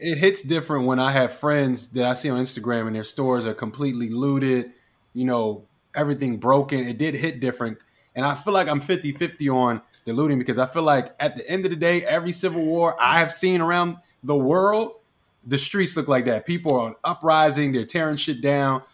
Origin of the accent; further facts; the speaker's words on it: Philadelphia, Pennsylvania, United States; I was born in Philly.